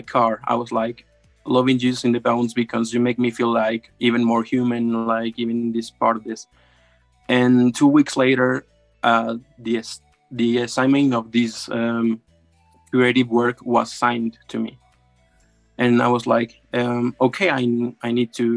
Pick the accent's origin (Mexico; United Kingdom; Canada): Mexico; I'm from Mexico